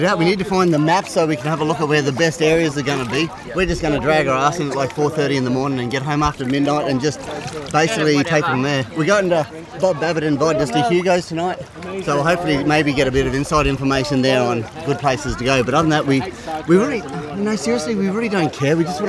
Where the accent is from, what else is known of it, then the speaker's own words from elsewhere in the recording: Rockhampton, Queensland, Australia; now in California, United States; We're from Rockhampton in Queensland, Australia.